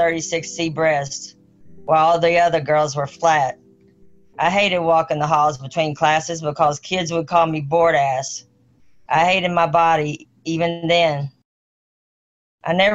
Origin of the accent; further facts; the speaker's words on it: Charleston, Missouri, United States; I grew up in Charleston, Missouri, a rural farming town in southeast Missouri